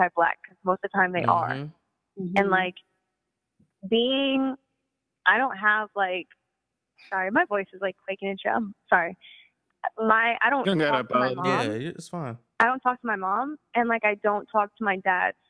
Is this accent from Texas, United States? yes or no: no; East St. Louis, Illinois, United States; I grew up in East St. Louis